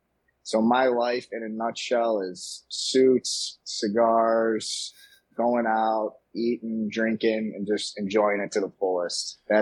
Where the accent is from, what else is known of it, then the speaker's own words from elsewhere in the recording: Chicago, Illinois, United States; I'm from Chicago, born and raised here. And, you know, grew up in an Italian family